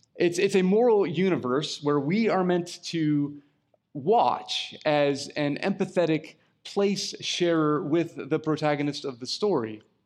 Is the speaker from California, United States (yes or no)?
yes; California, United States; I'm a Californian